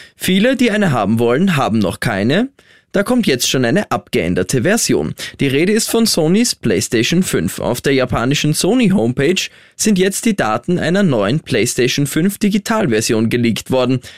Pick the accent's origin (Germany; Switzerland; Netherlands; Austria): Austria; Bei uns in Österreich